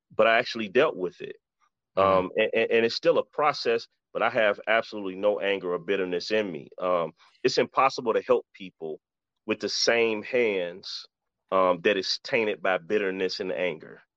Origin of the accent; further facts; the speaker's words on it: Detroit, Michigan, United States; I was born and raised in Detroit